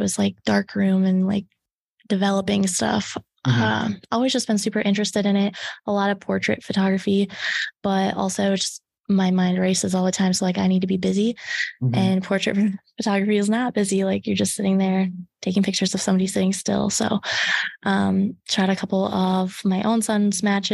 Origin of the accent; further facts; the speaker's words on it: Lytton, Iowa, United States; also born or lived in Carroll, Iowa; I lived in Lytton, Iowa, and it was Rockwell City, Lytton at the time. Super, super small school. I think it's like South Central Calhoun or something like that now. There's just a bunch of mixed, like the Rockwell City area, Fort Dodge. So I grew up there until I was 11, and then I moved to Carroll.